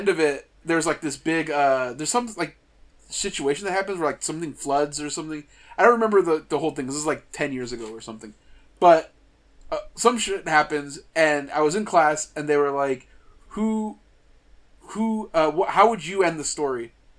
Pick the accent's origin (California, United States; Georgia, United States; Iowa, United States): California, United States; Tracy; I grew up in the Central Valley of California